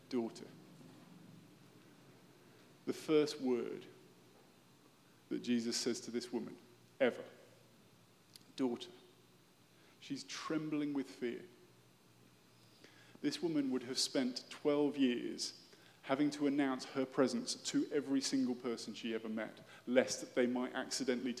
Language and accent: English; United Kingdom; moved away as an adult; also born or lived in London; I am British